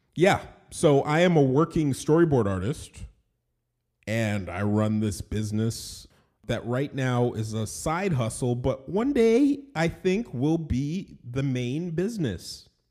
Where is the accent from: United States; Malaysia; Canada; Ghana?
Canada; Toronto, Ontario; I was born in Toronto, Ontario, Canada. I'm Canadian